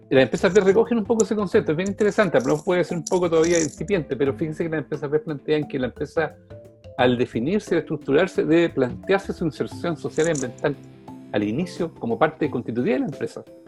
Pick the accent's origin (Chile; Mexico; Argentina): Chile; me siento muy chileno